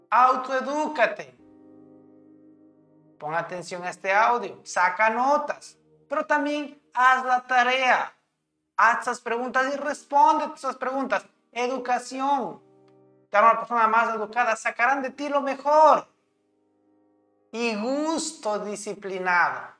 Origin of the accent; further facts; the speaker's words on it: Idaho, United States; born there; Nací en Indao, donde se encuentra el Parque Nacional para Yellowstone, Yellowstone perdón, donde se encuentra el Parque Nacional de Yellowstone y todavía no lo he visitado.